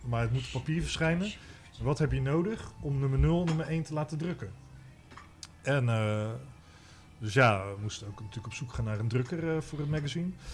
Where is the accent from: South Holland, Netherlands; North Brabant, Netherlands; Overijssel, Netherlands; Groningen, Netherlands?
South Holland, Netherlands; Rotterdam; ik kom zelf van oorsprong uit Rotterdam